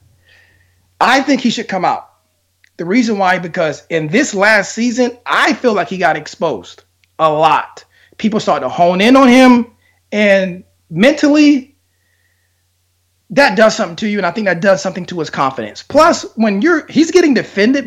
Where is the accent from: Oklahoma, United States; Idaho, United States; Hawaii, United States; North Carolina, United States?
North Carolina, United States; I'm from North Carolina.